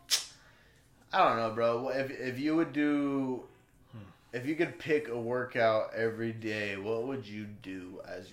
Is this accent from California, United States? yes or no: yes; Blythe, California, United States; moved away as an adult; growing up in Blythe, and it's kind of a small town